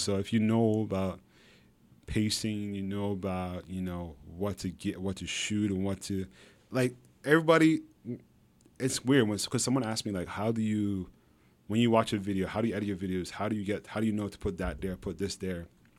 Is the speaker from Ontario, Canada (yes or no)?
no; Montreal, Quebec, Canada; born there; because like, I was born in Montreal, right?